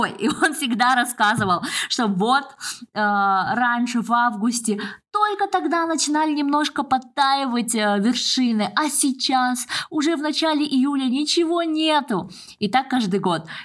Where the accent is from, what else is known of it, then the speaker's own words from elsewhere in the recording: Almaty, Kazakhstan; А в Алмате, ну, я же родом из Алматы, у нас там горы.